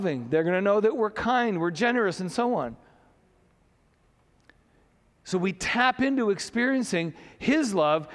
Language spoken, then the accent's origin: English; Saint John, New Brunswick, Canada; growing up in St. John